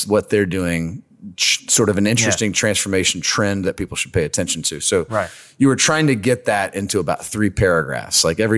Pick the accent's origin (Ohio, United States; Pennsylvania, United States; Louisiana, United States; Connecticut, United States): Louisiana, United States; Lake Charles; moved away as an adult; also born or lived in North Carolina / Chicago; I'm from Lake Charles, and went to high school at Barb High School in Lake Charles, which is a fun story. I'm sure we'll get to.